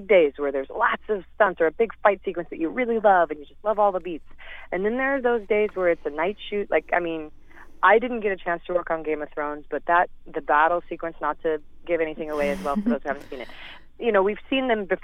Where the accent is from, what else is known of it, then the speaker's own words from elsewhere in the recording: St. Louis, Missouri, United States; moved away; I love Missouri. I love St. Louis. I love where I grew up